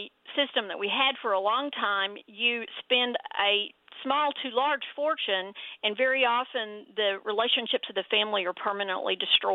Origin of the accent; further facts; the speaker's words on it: Denton, Texas, United States; accent: Texas; you can tell from my Texas accent, I grew up here in Denton in Texas